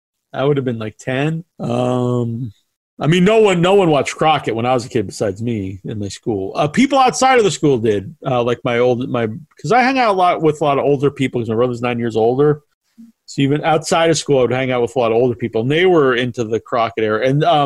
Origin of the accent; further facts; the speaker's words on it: England, United Kingdom; No, no, I'm English.